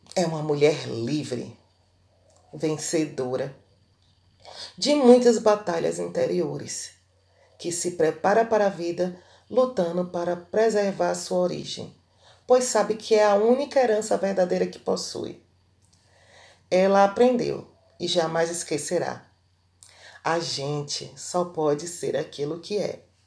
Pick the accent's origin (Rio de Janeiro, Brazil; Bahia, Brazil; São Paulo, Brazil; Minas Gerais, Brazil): Bahia, Brazil; sou baiana